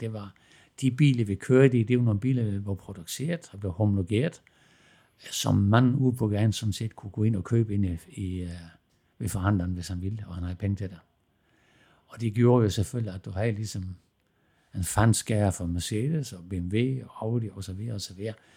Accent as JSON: {"language": "Danish", "area": "Southern Jutland", "region": "Southern Denmark", "country": "Denmark", "tie": "born or raised there", "also_born_or_lived": "Germany", "moved": "as an adult", "said": "vi begyndte at skrue med knaller og kørte hjem i grusgravene hjemme i Sønderjylland"}